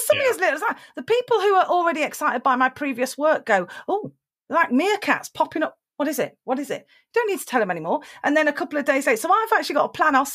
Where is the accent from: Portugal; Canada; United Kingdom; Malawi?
United Kingdom; being British